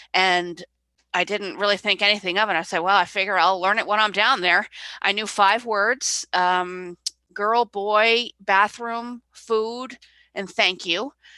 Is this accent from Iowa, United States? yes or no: no; Clinton, Connecticut, United States; also born or lived in Vermont / New Hampshire; I grew up in Clinton, Connecticut